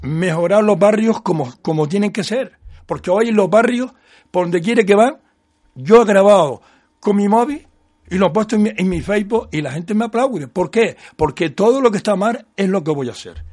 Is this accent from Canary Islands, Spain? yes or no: yes; Teror, Canary Islands, Spain